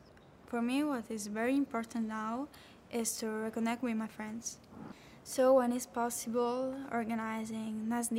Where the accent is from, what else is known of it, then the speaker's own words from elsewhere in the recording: Vico Equense, Campania, Italy; I'm from Vicaguense, a little town near Sorrento.